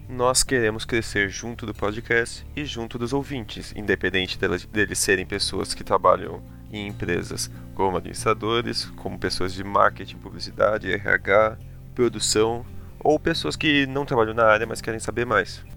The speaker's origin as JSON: {"language": "Portuguese", "region": "São Paulo", "country": "Brazil", "said": "com 25 anos, ah. de São ah! Paulo"}